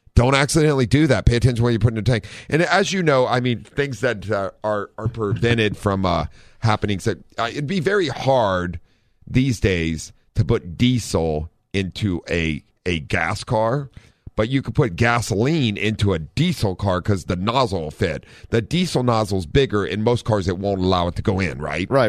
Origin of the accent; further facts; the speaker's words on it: Ohio, United States; now in San Diego, United States; we're from Ohio